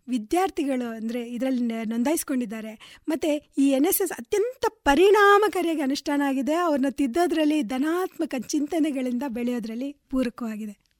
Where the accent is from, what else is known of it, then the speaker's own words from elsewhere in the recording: Bengaluru, Karnataka, India; also born or lived in Nidodi / Kateel; ನಾನು ಹುಟ್ಟಿದ್ದು ನಿಡೋಡಿ ಅಂತ ಒಂದು ಸಣ್ಣ ಒಂದು ಗ್ರಾಮದಲ್ಲಿ ಅಲ್ಲಿ ಹುಟ್ಟಿದ್ರು ನನ್ನ ಎಜುಕೇಷನ್ನು ಬೆಳೆದಿದ್ದು ಎಲ್ಲ ಕೂಡ ಬೆಂಗಳೂರಲ್ಲೇ